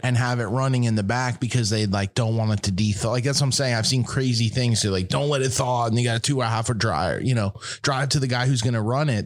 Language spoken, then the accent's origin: English; East Coast, United States; I'm from the East Coast